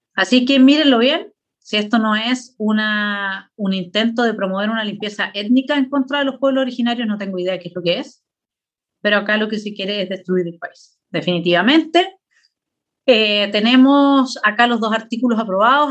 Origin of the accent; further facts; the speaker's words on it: Chile; Ese, ese es mi país, ahí es donde yo nací, eh, eh, de Arica a Punta Arenas